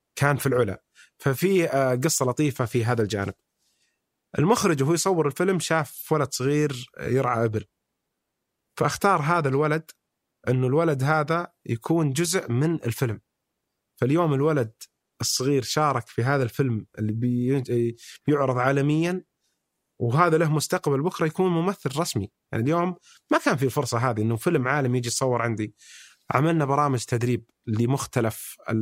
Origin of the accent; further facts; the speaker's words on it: Saudi Arabia; احنا كسعوديين